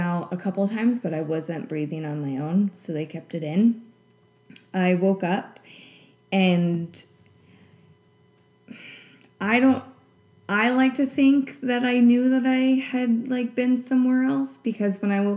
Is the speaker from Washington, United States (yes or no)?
yes; Centralia, Washington, United States; now in Seattle, United States; my hometown, Centralia